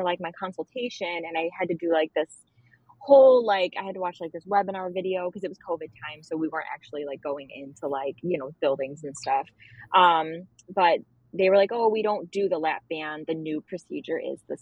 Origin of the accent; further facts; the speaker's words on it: Buffalo, New York, United States; I'm from Buffalo